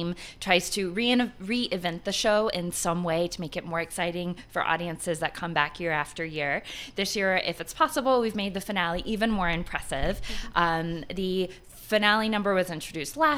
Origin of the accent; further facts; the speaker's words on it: Atlanta, Georgia, United States; now in Colorado, United States; I grew up in Atlanta.